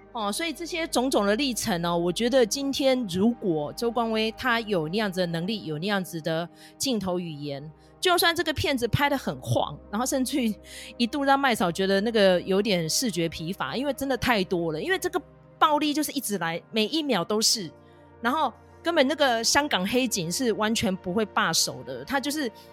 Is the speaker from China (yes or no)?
no; Taiwan; 身为一个台湾人，自由人，哦，痛恨中共的人